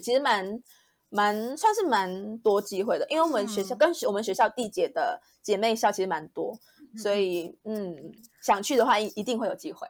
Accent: Malaysia; moved away as an adult; 我是马来西亚人

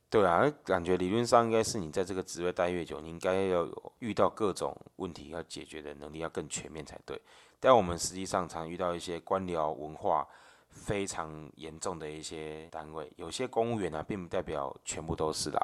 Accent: Taiwan; 我们台湾人

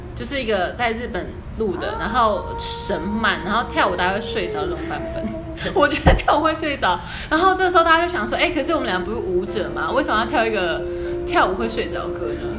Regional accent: Yilan, Yilan County, Taiwan; 我是宜兰人

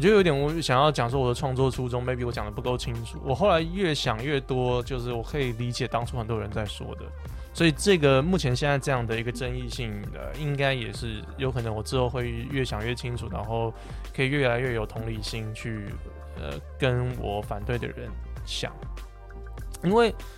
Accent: Taiwan; 我就住在台湾，我在这边长大

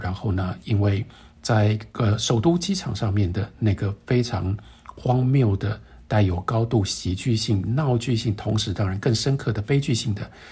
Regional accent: Taiwan; 我们作为一个台湾人

